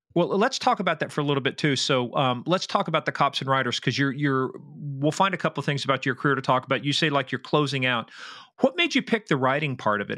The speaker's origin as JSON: {"language": "English", "region": "Midwest", "country": "United States", "said": "I'm from the Midwest"}